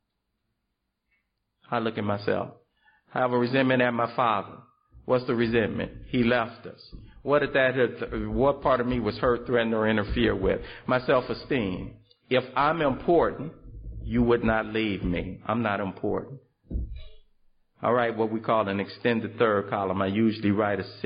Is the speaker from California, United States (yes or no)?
yes; Los Angeles, California, United States; I come from South Central Los Angeles